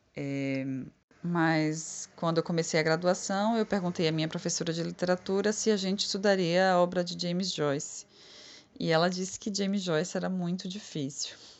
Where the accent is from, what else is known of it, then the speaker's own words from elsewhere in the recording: Conceição do Coité, Bahia, Brazil; Conceição do Coité, que é a minha cidade natal.